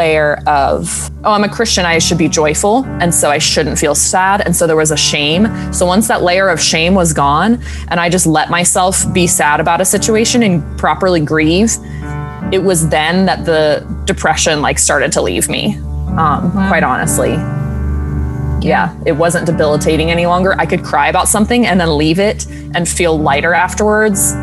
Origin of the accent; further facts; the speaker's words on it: South Carolina, United States; moved away as an adult; also born or lived in Oklahoma; now in New York City, United States; I'm from South Carolina